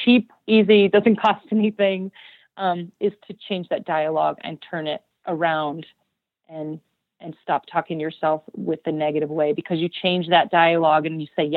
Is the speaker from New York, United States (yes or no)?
no; Idaho, United States; my hometown